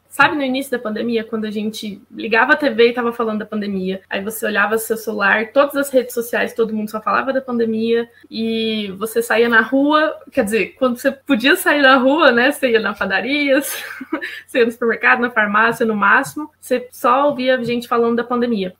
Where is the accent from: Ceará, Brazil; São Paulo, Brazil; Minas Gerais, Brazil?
Minas Gerais, Brazil; Uberaba; moved away as an adult; also born or lived in Belo Horizonte; Eu sou de Uberaba mesmo